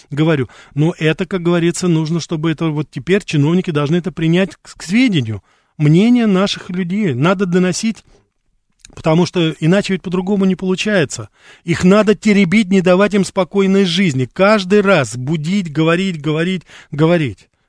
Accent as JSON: {"language": "Russian", "region": "Moscow", "country": "Russia", "tie": "born or raised there", "said": "Я сам, я сам москвич корену, Я понимаю прекрасно, что ну, людей не выселишь, допустим. Но я как раз вот и сейчас живу-то уже не в Москве, потому что в Москве мне сложно это делать."}